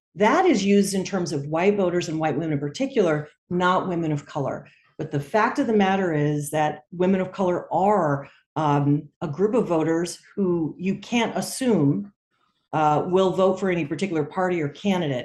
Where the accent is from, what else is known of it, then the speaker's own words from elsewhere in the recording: California, United States; my home state of California